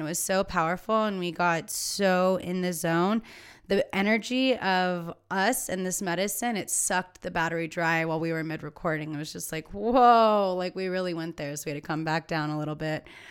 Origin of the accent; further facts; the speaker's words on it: California, United States; as a Californian